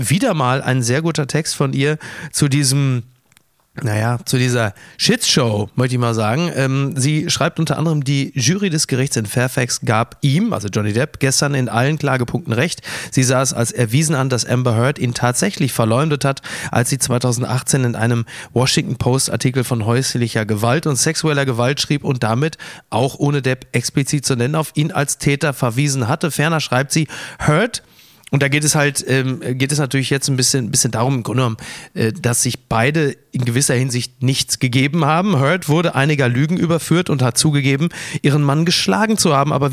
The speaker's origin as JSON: {"language": "German", "town": "Kassel", "region": "Hesse", "country": "Germany", "said": "ich komme aus Kassel-Brauxel, bis Renesse waren es so, pff, Autofahrt, naja, knapp drei Stunden."}